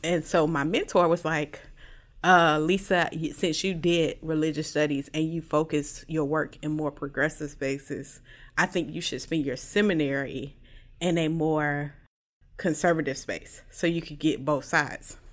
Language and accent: English; Jacksonville, Florida, United States; I'm from Jacksonville, Florida, uh, the best place to live in the world